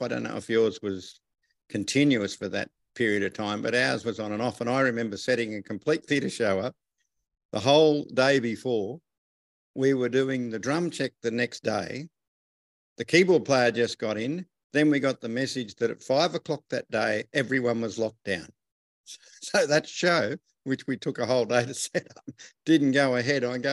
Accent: Wagga Wagga, New South Wales, Australia; I'm from Wagga Wagga in Australia.

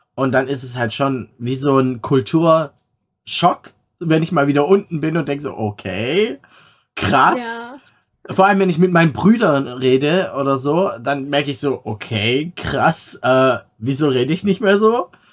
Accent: Swabia, Baden-Württemberg, Germany; accent: Swabian; now in North Rhine-Westphalia, Germany; dann kommt das Schwäbeln immer raus, so ein bisschen

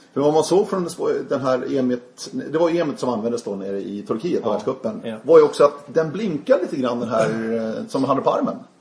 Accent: Sweden; oss svenska orienterare med ett SM här, eller ett SM, ett VM här hemma i Sverige

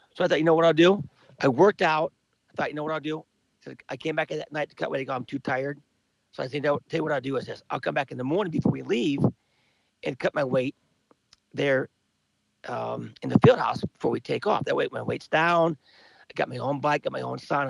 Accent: Cedar Rapids, Iowa, United States; also born or lived in Bloomfield, Iowa; I grew up in Cedar Rapids

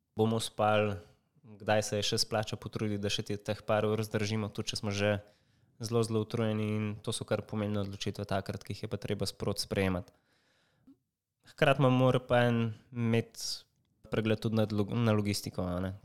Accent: Slovenia; smo iz Slovenije

